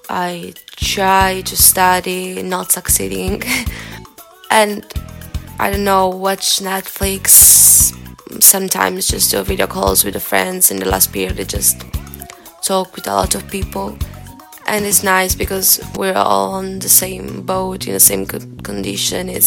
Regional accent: Padua, Veneto, Italy; moved away as an adult; now in Trento, Italy; I'm from Padua, but now I'm staying here in Trento, in uh, San Bartolomeo. I am a student of the third year of languages

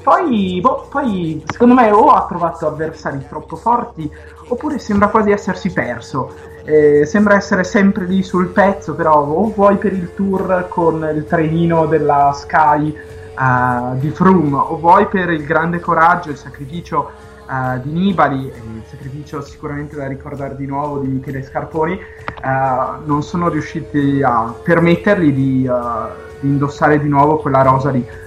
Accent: Vicenza, Veneto, Italy; vengo da Vicenza e appunto c'è anche una tappa in Veneto, appunto sulle montagne di, di casa

